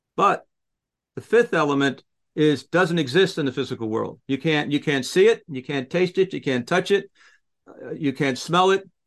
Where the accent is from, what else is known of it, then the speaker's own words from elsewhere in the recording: United States; I'm I'm an American